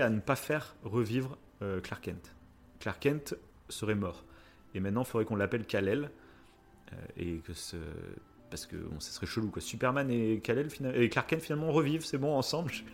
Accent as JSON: {"language": "French", "country": "France", "said": "Chez nous en France"}